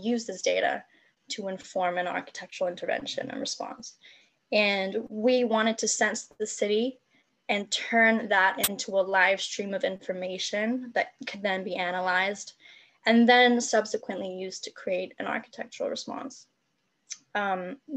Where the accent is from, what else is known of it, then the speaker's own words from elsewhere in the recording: Hong Kong; moved away; also born or lived in Edinburgh; I'm from Hong Kong